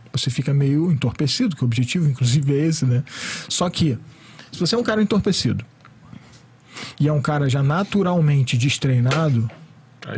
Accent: Rio de Janeiro, Brazil; eu também sou do Rio

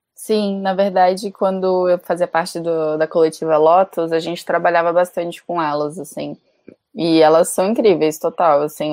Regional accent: Amazonas, Brazil; por parte de mãe eu sou brasileira, nascida no Amazonas

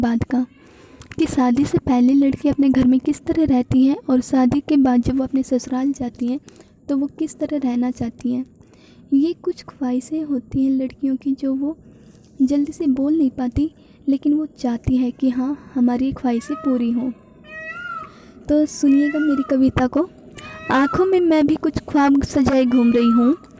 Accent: Haryana, India; मैं हरियाणा से बिलोंग करती हूँ

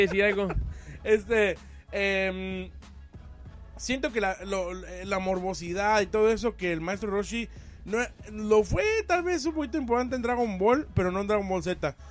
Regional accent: Mexico; vengo de México

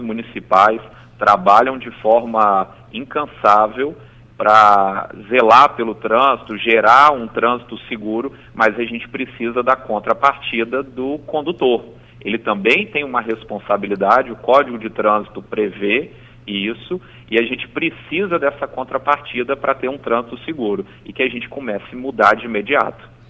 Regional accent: Espírito Santo, Brazil; aqui no nosso estado

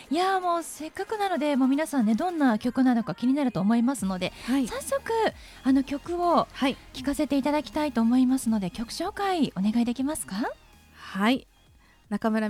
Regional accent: Kyushu, Miyazaki, Japan; now in Kanto, Japan; 私あの地元が九州の宮崎県なんですけ

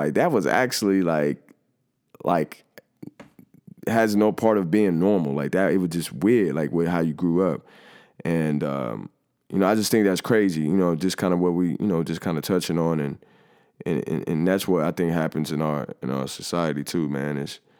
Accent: Ohio, United States; I think about me growing up in Five Oaks and like, you know, boarded up houses and people not having jobs and stuff like that.

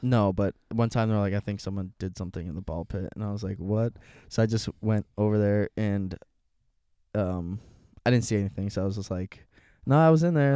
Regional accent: Aurora, United States; I'm from Aurora

